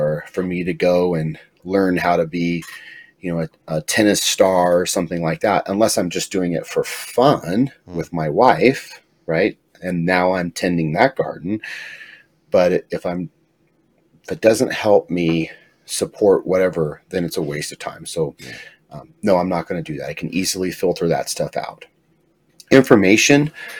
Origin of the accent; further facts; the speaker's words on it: Pueblo, Colorado, United States; I'm from Pueblo, Southern Colorado.